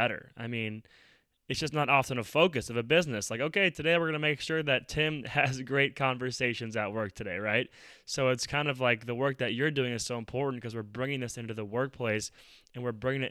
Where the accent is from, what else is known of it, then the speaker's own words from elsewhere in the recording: Minneapolis, Minnesota, United States; I'm from Minneapolis, and this is where George Floyd was murdered